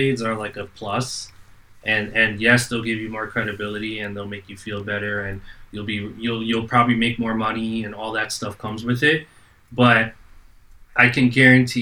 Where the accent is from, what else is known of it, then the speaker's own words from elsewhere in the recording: New Jersey, United States; moved away as an adult; now in Brooklyn, United States; I'm from New Jersey